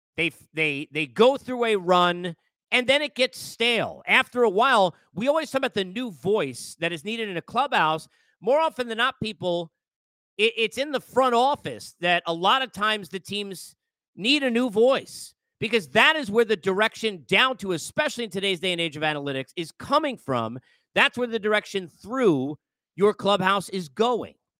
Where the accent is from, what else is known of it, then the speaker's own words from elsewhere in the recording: New York, United States; I grew up in New York